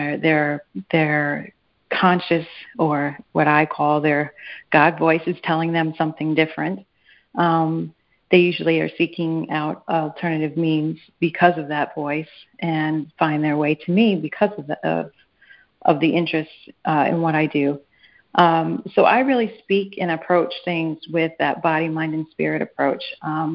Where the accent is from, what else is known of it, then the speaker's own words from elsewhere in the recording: New York, United States; I grew up in New York in an area that was predominantly Jewish and Catholic